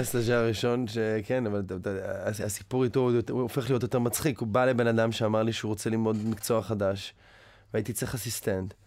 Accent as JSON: {"language": "Hebrew", "town": "Tel Aviv", "region": "Tel Aviv District", "country": "Israel", "tie": "born or raised there", "moved": "as an adult", "lives_now": "United States", "said": "גדלתי ברמת אביב"}